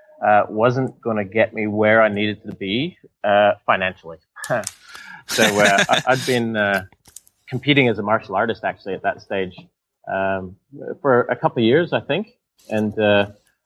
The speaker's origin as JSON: {"language": "English", "town": "Whistler", "region": "British Columbia", "country": "Canada", "tie": "born or raised there", "said": "my hometown, in Canada, Whistler, a lot of people would know Whistler from the skiing"}